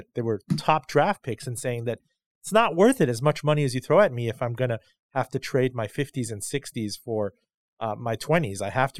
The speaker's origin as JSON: {"language": "English", "town": "Miami", "region": "Florida", "country": "United States", "tie": "born or raised there", "said": "I grew up in Miami in Highland Oaks Elementary as little kids."}